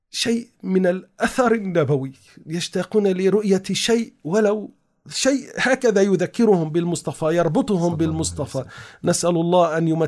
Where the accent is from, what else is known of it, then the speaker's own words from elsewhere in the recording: Istanbul, Turkey; ما زال متوارثا الى الان عندنا في تركيا في آه، اسطنبول يوجد مكان اسمه الخرقة الشريفة